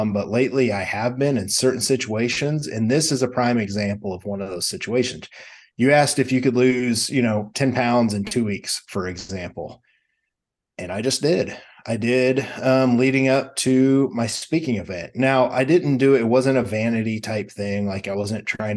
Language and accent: English; Midwest, United States; I'm from the Midwest